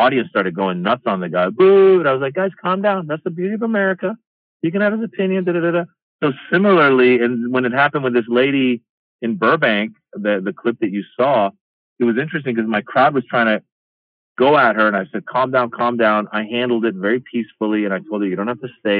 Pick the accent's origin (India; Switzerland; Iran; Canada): Iran; now in United States; I'm this kid from Iran